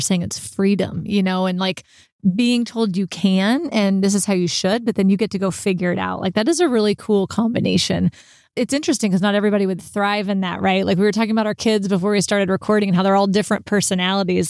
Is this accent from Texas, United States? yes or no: yes; Texas, United States; I'm from Texas